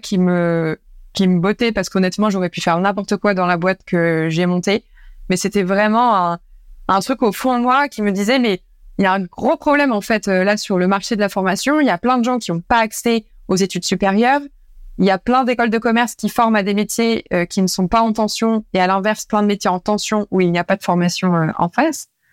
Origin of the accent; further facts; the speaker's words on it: Normandy, France; moved away as an adult; also born or lived in Paris; je suis normande de base